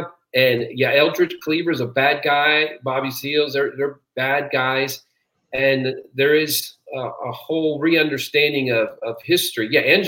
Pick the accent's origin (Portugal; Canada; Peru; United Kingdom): Peru; I was born and raised in Peru, South America.